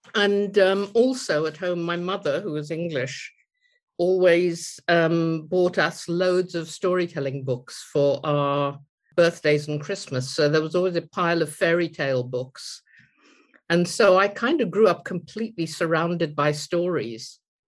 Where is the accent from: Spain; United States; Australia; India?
India; now in United Kingdom; I'm a writer and a storyteller, and I was born and grew up in India, but I now live in the UK. So I grew up in India